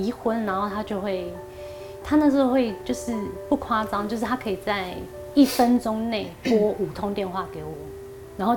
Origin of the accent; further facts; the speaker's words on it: Taiwan; 只是上课大家就是不知道在就是外就是外国人，就是只有我一个台湾人，